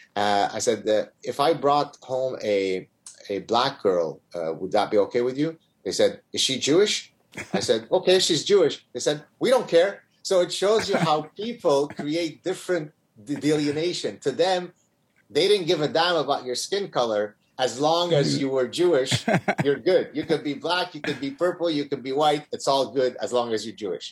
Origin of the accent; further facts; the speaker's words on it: Lebanon; now in Montreal, Canada; growing up in Lebanon